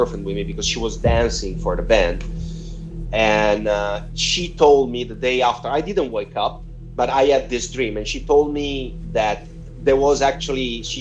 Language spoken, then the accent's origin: English; Rimini, Emilia-Romagna, Italy; moved away; my hometown where I grew up in Rimini, on the Adriatic Sea, the east coast of Italy.